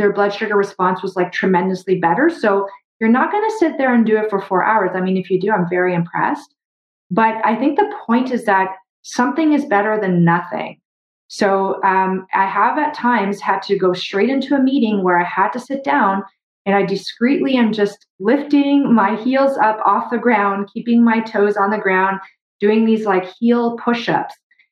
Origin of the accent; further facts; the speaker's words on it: Brazil; now in Canada; I grew up in Brazil